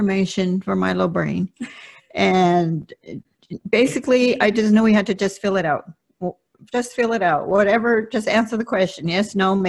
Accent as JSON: {"language": "English", "town": "Compton", "region": "California", "country": "United States", "tie": "born or raised there", "first_language": "Spanish", "second_language": "English", "said": "this little girl that lived in Compton and went to elementary school and sat in the back row because I didn't speak English"}